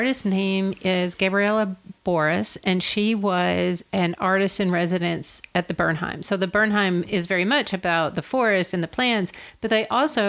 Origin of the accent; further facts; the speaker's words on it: Murray, Kentucky, United States; I'm from Murray